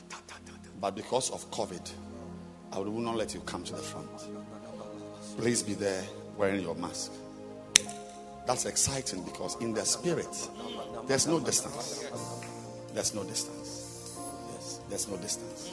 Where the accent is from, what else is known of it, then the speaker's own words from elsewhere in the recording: Ghana; first language Fante; English is a second language; I am a Fanteño